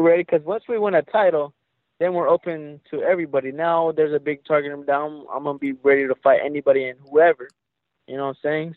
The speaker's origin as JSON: {"language": "English", "town": "Stockton", "region": "California", "country": "United States", "tie": "born or raised there", "moved": "as an adult", "lives_now": "Las Vegas, United States", "said": "I was born and raised right there in Stockton, but I just moved right here to Vegas uh, in February"}